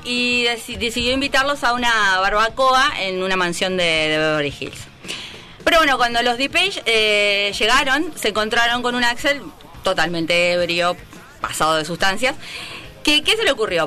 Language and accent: Spanish; Argentina; moved away; yo soy de Argentina